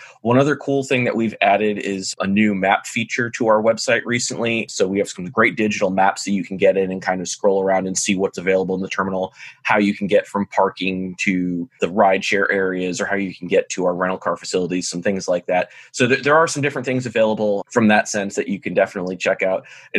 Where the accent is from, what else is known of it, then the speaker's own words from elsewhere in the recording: Blue Ridge Mountains, Virginia, United States; moved away as an adult; now in Austin, United States; not a local like many Austinites. I moved from somewhere else to come here in the past few years. We are a very fast growing city. I'm originally from the East Coast over in Virginia. So grew up over in the Blue Ridge Mountains.